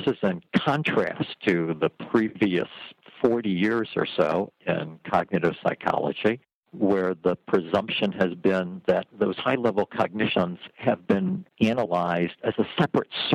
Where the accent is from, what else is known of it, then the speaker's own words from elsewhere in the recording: Cleveland, Ohio, United States; moved away as an adult; also born or lived in Oxford, Ohio / Michigan / Wisconsin; now in Arizona, United States; I was born in Cleveland